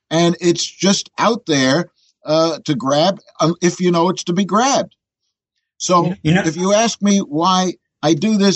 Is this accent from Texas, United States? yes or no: no; New York City, New York, United States; the one I was born in doesn't exist anymore, 57th and 10th. But uh, be that as it may, when I'm in Europe, I'm not introduced as an American. I'm introduced as a New Yorker.